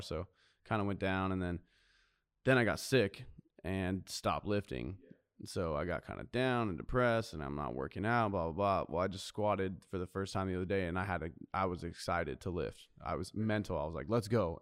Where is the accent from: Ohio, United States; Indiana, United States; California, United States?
California, United States; Carlsbad; also born or lived in Nashville, Tennessee / New Jersey; I grew up in Carlsbad. I was actually born in Nashville, Tennessee, and lived for a short time in New Jersey